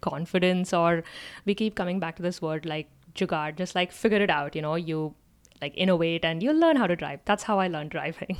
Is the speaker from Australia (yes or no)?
no; India; moved away as an adult; now in United States; growing up in India